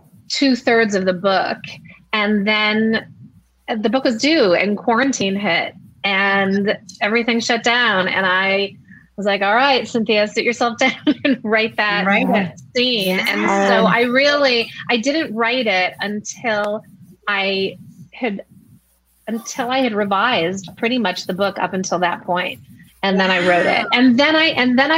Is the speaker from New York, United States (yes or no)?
yes; Rochester, New York, United States; I grew up in Rochester, New York